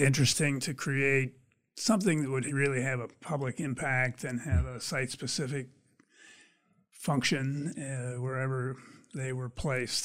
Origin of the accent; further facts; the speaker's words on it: Pennsylvania, United States; moved away as an adult; also born or lived in Indiana / California / Nigeria; now in Michigan, United States; I grew up in Pennsylvania.